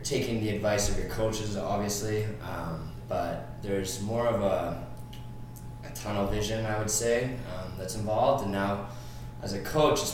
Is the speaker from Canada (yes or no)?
yes; North Vancouver, British Columbia, Canada; I'm from North Vancouver, British Columbia, Canada.